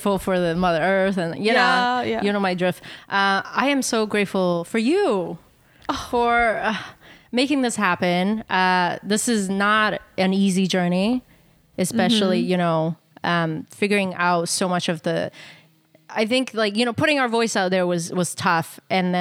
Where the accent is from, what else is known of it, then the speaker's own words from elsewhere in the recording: Canada; our identity as Asian Canadian woman